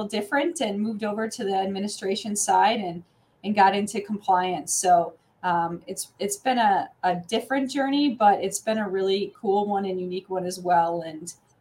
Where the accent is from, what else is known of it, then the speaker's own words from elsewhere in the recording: Minnesota, United States; moved away as an adult; now in New Mexico, United States; I grew up in Minnesota